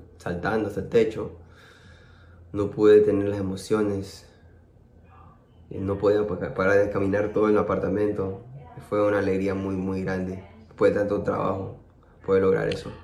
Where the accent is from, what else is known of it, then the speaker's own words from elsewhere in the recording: Peru; yo como peruano